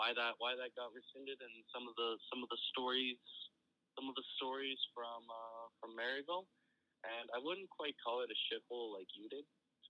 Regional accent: Edmonton, Alberta, Canada

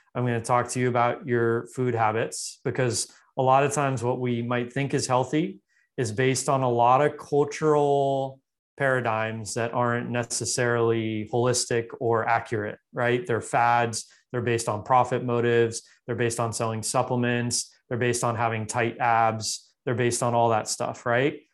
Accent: Los Angeles, California, United States; I grew up in Los Angeles

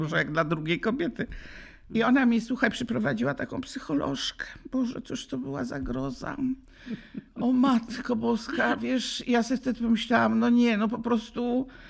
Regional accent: Łódź, Łódź Voivodeship, Poland; żegnałam się z parkami w Łodzi, bo jestem z Łodzi

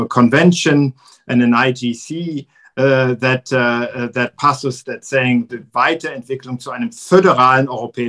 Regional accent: Frankfurt, Hesse, Germany; I grew up in Frankfurt. And in my childhood and youth, I was also quite involved in the cooperation with the twin towns

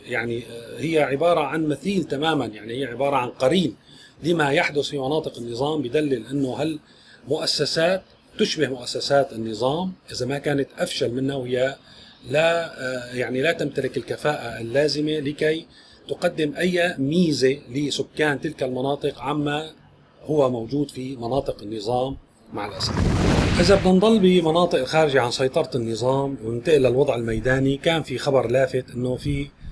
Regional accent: Syria; إلنا كسوريين

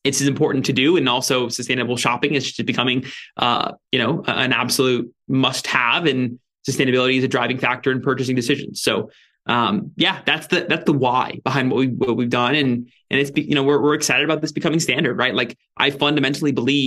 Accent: Ventura, California, United States; also born or lived in San Francisco area; now in San Francisco, United States; I'm in Ventura, California, which is actually where I grew up

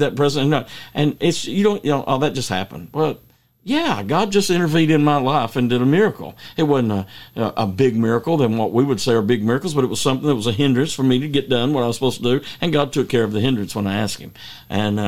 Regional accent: United States; I grew up on the Tennessee River

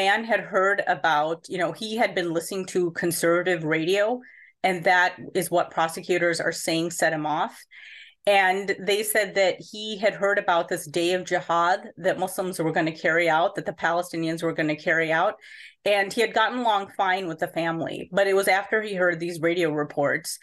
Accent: Chicago, Illinois, United States; I was born and raised in Chicago

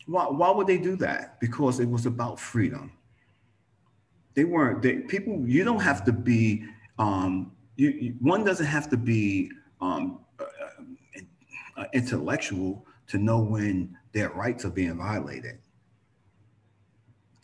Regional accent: New York, United States; I'm from New York

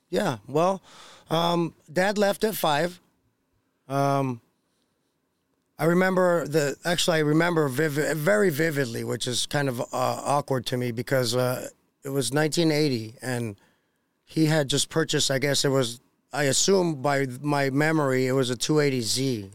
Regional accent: Los Angeles, California, United States; also born or lived in Costa Rica / San Bernardino, California; my family's from Costa Rica, but I was born and raised in Los Angeles, California.

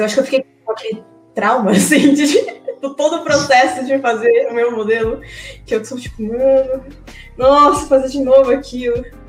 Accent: Brazil; also born or lived in Japan; eu praticamente vivi a minha vida toda no Brasil

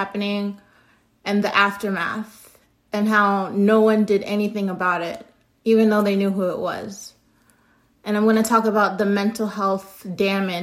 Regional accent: United States; I know I'm American

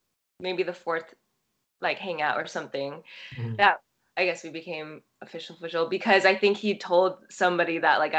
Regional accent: Torrance, California, United States; I am American born, like born in Torrance, but I feel like I was raised like, I don't know, both my parents are from Taiwan

